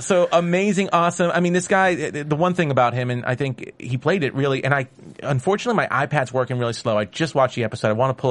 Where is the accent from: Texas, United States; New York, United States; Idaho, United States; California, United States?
New York, United States; New York City; now in Los Angeles, United States; as a New Yorker who lives in LA right now, but still considers myself at heart a New Yorker.